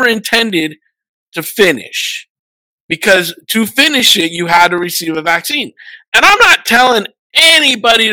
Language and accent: English; United States; also born or lived in Washington; I'm an American